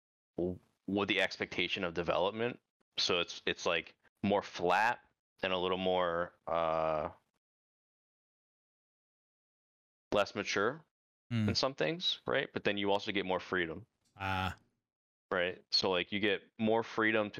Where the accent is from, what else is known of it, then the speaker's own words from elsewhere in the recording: Pennsylvania, United States; moved away; I grew up in Pennsylvania.